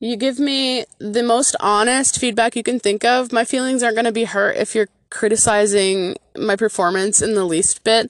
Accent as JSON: {"language": "English", "region": "Michigan", "country": "United States", "tie": "born or raised there", "said": "in my home state of Michigan"}